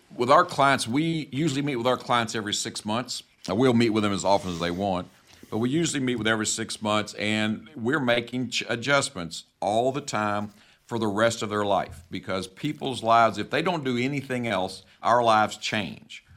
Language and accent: English; the South, United States; I'm from the South.